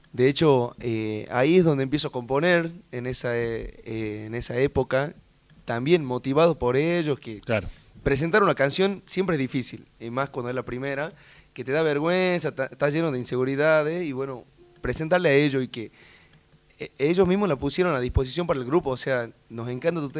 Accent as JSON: {"language": "Spanish", "region": "Tucumán", "country": "Argentina", "tie": "born or raised there", "moved": "as an adult", "lives_now": "Catamarca, Argentina", "said": "hace seis años que vivo ahí. O sea, me mudé a los 22 años, o sea, toda una vida en Tucumán."}